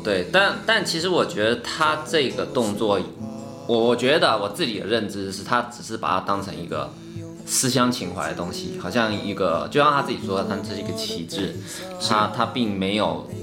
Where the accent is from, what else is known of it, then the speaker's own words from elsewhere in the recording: Taiwan; 我们台湾人都会看这个龙舟比赛嘛，每次端午节必须看